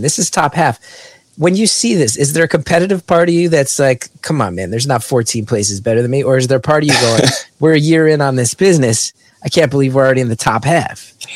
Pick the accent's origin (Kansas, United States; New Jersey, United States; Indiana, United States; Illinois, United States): New Jersey, United States; West Orange; my hometown of West Orange